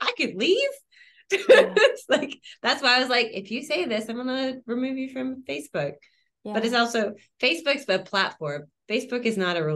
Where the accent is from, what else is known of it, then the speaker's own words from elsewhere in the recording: Oklahoma, United States; now in London, United Kingdom; I'm from Oklahoma